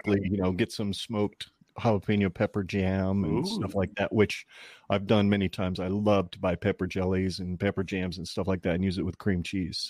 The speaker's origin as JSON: {"language": "English", "region": "Arizona", "country": "United States", "tie": "born or raised there", "moved": "yes", "lives_now": "Nebraska, United States", "said": "I was not born and raised here. I was born and raised in Arizona"}